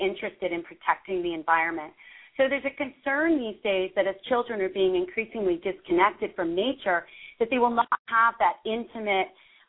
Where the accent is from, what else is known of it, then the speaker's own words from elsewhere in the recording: Montclair, New Jersey, United States; I grew up in Montclair, New Jersey, which is kind of a suburban area